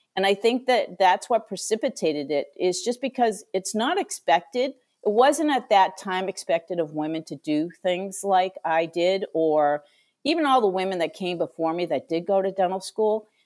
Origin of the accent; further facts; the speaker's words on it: Franklin, Massachusetts, United States; I grew up in Franklin, Massachusetts